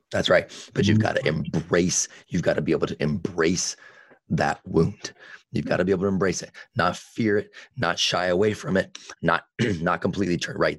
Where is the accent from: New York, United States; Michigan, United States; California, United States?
California, United States; Vacaville; in Vacaville, and that's where I grew up and have a lot of my roots